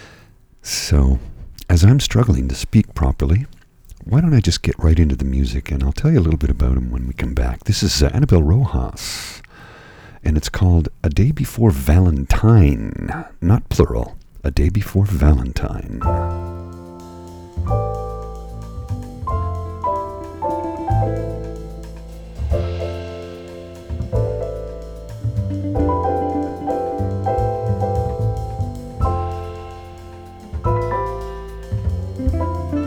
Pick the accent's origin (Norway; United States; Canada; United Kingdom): Canada; I am Canadian